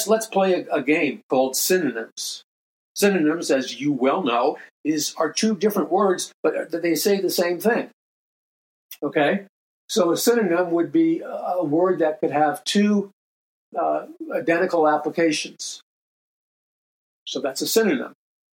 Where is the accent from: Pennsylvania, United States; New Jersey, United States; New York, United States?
New York, United States; New York City; moved away; also born or lived in Hollywood Hills; Growing up in New York City